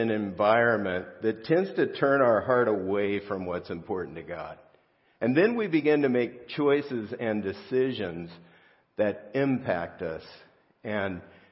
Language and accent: English; South Gate, California, United States; I grew up in Southgate, California, real close to downtown L.A.